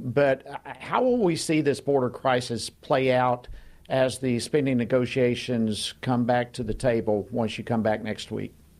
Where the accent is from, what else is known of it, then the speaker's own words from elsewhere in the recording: Georgia, United States; Georgia, for example, my home state